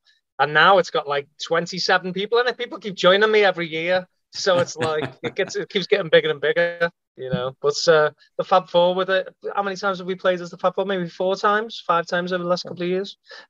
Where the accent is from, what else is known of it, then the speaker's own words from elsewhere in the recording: Liverpool, North West England, United Kingdom; moved away; When I was a kid, growing up in Liverpool